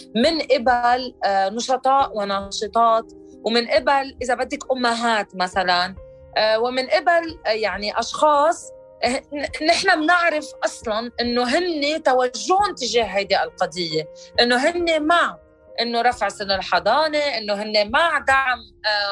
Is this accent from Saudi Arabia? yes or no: no; Lebanon; انا امراه لبنانيه مواطنه بقلب لبنان